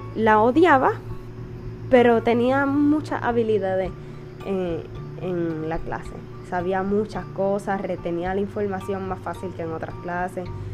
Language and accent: Spanish; Puerto Rico; soy de Puerto Rico, tengo 21 años